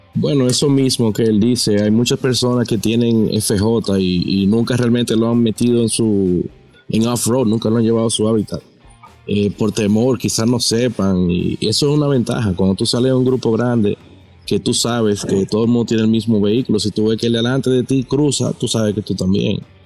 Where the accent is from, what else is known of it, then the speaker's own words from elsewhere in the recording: La Romana, Dominican Republic; yo soy de La Romana